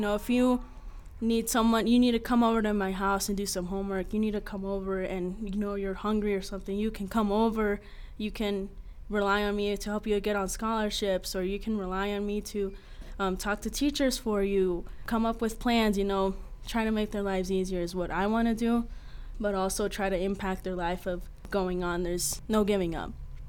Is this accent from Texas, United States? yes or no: no; Sheridan, Wyoming, United States; also born or lived in New York; I'm from Sheridan, Wyoming. I was born in New York.